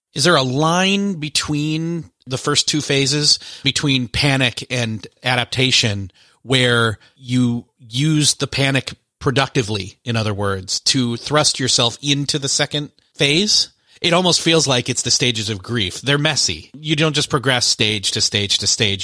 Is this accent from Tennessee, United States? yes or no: no; Rochester, New York, United States; moved away; My hometown is actually Rochester, New York, where Kodak is headquartered